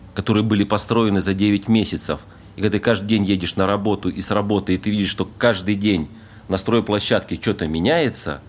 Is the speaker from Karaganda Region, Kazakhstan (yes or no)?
yes; Temirtau, Karaganda Region, Kazakhstan; moved away as an adult; also born or lived in Voronezh, Russia; now in Dubai, United Arab Emirates; Родился я под Воронежем, а с годика и до 30 лет я жил в городе Тимиртау, это Казахстан.